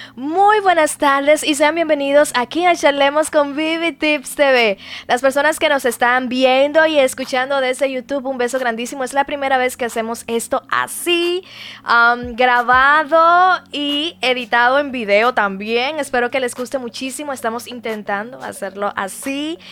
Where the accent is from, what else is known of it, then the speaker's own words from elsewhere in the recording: Dominican Republic; nosotros somos dominicanos